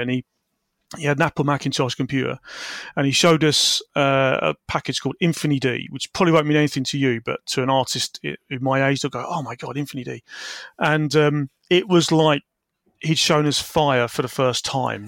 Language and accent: English; Peterborough, East of England, United Kingdom; also born or lived in Wisbech, Cambridgeshire / Falmouth; I grew up in Peterborough, Cambridgeshire